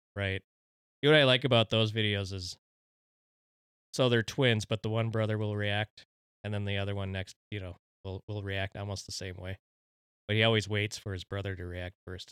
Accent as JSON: {"language": "English", "country": "Mexico", "said": "my home country, the Mexicans."}